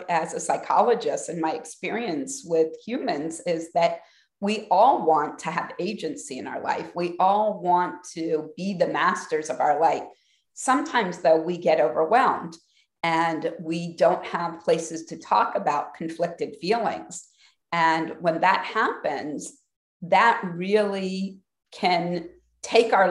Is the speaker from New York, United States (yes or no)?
no; Columbus, Ohio, United States; I grew up in Columbus, Ohio.